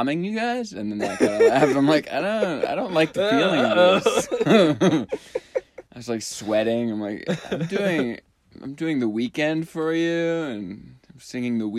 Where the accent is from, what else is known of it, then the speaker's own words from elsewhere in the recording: Minnesota, United States; I'm from Minnesota, but we say pop